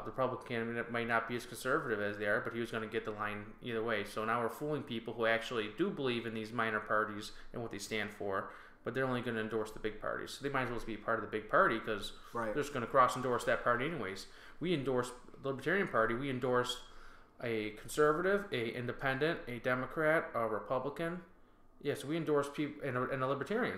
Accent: North Tonawanda, New York, United States; I grew up here, and I had a, I had a great time growing up in North Tonawanda

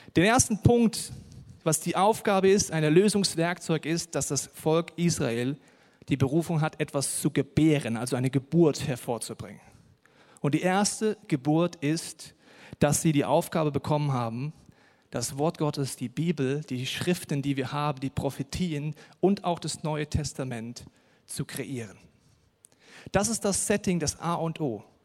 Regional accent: Hesse, Germany; Ich komme aus Hessen, da sagt man Mosche.

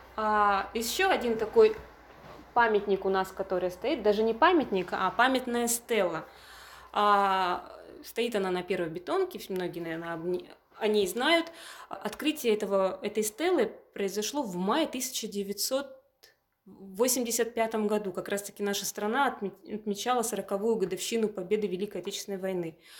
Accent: Urengoy, Yamalo-Nenets Autonomous Okrug, Russia; also born or lived in Samburg / Tobolsk; я родилась на Пуровской земле, родилась я в селе Самбург, а с 1993 э, года переехали жить вместе с родителями уже в поселок Уренгой. Здесь закончила школу

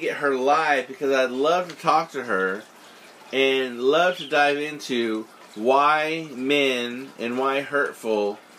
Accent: Los Angeles, California, United States; moved away; also born or lived in Oklahoma; I am not an Oklahoma boy. I am from Los Angeles. I'm always going to claim the City of Angels, but I did test my waters in Oklahoma for a while.

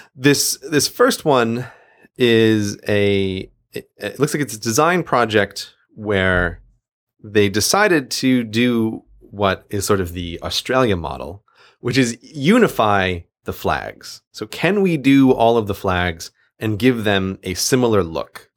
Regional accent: United States; now in London, United Kingdom; I am American

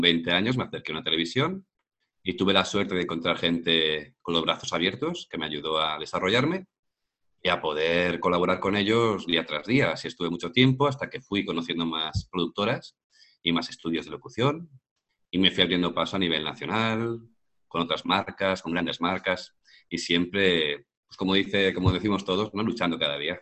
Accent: Madrid, Community of Madrid, Spain; now in Málaga, Spain; yo soy de Madrid, pero ahora mismo estoy en Málaga, en el sur de España

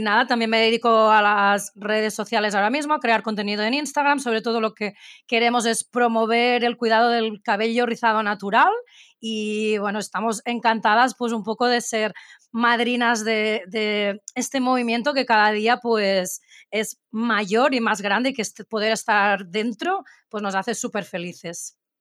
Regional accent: Barcelona, Catalonia, Spain; las dos somos catalanas de aquí Barcelona

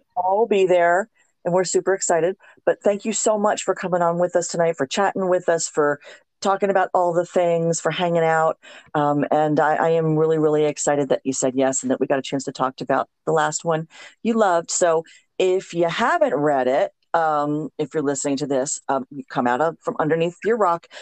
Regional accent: South Florida, United States; moved away; also born or lived in Louisiana; I grew up in South Florida

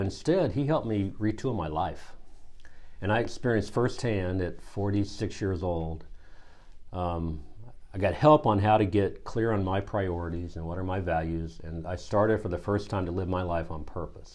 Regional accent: small town near Kansas City, Missouri, United States; now in Durham, North Carolina, United States; I grew up in Missouri in a small town near Kansas City

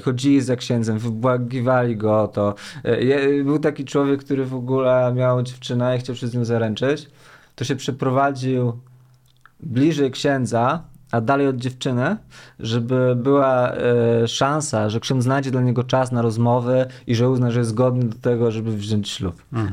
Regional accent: Łomianki, Masovian Voivodeship, Poland; ja jestem z Łomianek

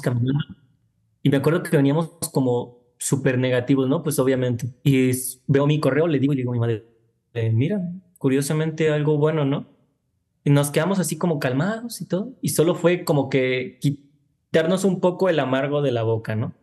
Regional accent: Tlajomulco de Zúñiga, Jalisco, Mexico; el lugar de donde yo vengo, de donde siempre estoy, donde está mi familia

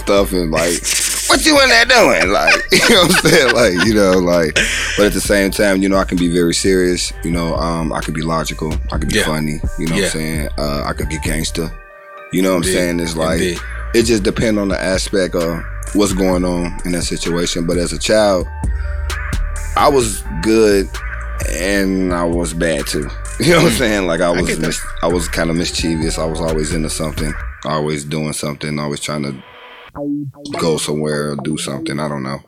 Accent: Chicago, Illinois, United States; also born or lived in Country Club Hills, Illinois / Markham, Illinois / Hazel Crest, Illinois / Harvey, Illinois; I'm from Chicago, mm-hmm. in the city, the Loop, like 38th and Indiana

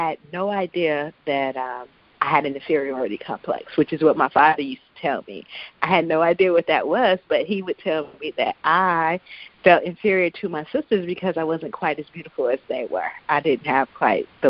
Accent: Chicago, Illinois, United States; I grew up in the Chicagoland area

